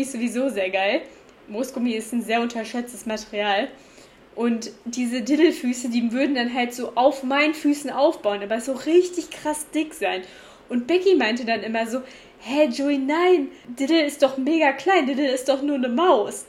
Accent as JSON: {"language": "German", "town": "Cologne", "region": "North Rhine-Westphalia", "country": "Germany", "moved": "yes", "said": "ich komme aus Köln"}